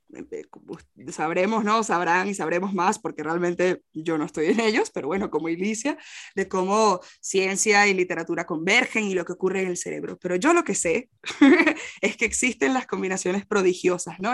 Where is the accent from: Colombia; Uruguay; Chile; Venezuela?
Venezuela; moved away as an adult; also born or lived in Costa Rica / Portugal; now in Spain; yo soy de Venezuela, pero viví en Costa Rica y así pude venir a España